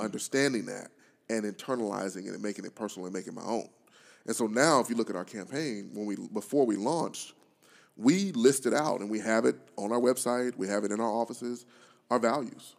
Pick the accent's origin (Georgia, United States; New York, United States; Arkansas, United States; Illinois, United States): Arkansas, United States; Pine Bluff; my hometown of Pine Bluff